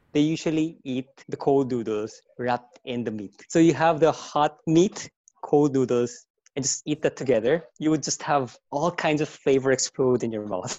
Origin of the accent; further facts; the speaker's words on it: Incheon, South Korea; moved away; also born or lived in Philippines; I'm a Korean who lived in the Philippines for about 20 years. And right now I'm back in my hometown in Incheon